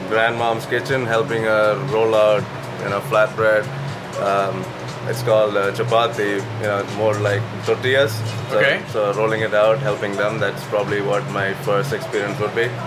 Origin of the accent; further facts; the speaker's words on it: Kerala, India; moved away as an adult; now in Las Vegas, United States; I'm from uh, Kerala. It's uh, the southernmost state in India